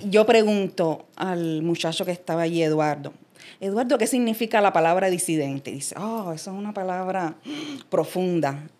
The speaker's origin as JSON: {"language": "Spanish", "region": "Havana", "country": "Cuba", "tie": "born or raised there", "also_born_or_lived": "United States", "moved": "as an adult", "lives_now": "Puerto Rico", "said": "yo salí de Cuba a la edad de 28 años, o sea que yo me crié allá toda mi vida. Y soy de la zona como del viejo San Juan, que es el área de Jesús María"}